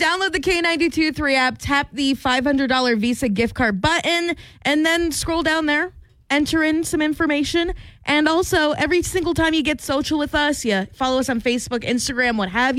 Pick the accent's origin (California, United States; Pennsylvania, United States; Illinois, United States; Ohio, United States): Pennsylvania, United States; moved away as an adult; now in Iowa, United States; I'm from Pennsylvania and our slogan is pursue your happiness